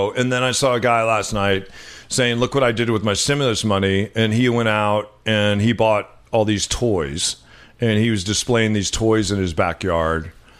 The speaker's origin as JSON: {"language": "English", "region": "New Mexico", "country": "United States", "tie": "born or raised there", "also_born_or_lived": "Los Angeles / Oakland", "moved": "yes", "said": "we grew up in New Mexico, minority. When I lived in Los Angeles, in South Central Los Angeles, minority. When you and I lived in Oakland, because we couldn't afford to live in San Francisco, we were certainly minorities there."}